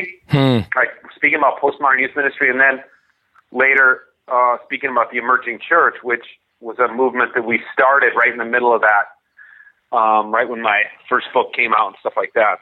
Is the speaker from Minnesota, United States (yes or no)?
yes; Minnesota, United States; also born or lived in New Hampshire / California; a big part of who I am is a Minnesotan. I grew up here. I currently live about two blocks from where I grew up.